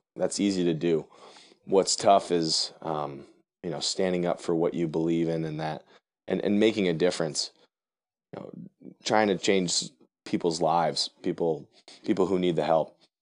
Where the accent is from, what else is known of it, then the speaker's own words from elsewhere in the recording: Connecticut, United States; my home state